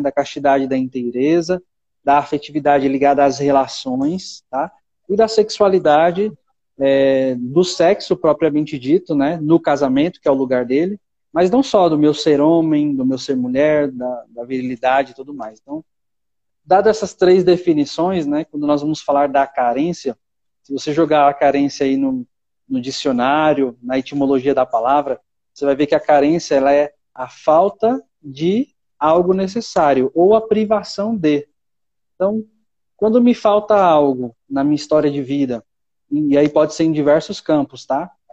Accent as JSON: {"language": "Portuguese", "region": "São Paulo", "country": "Brazil", "tie": "born or raised there", "moved": "as an adult", "said": "eu sou natural de São Paulo, é São Paulo capital."}